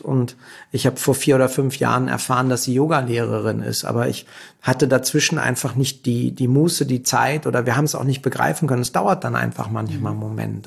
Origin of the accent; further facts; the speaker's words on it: Berlin, Germany; Ich komme aus Berlin und bin selber Berliner